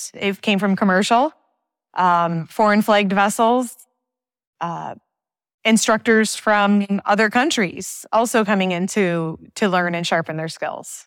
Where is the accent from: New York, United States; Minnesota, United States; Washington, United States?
New York, United States; Thousand Islands, Saint Lawrence Seaway; I grew up on the Canadian border of the Great Lakes and the Saint Lawrence Seaway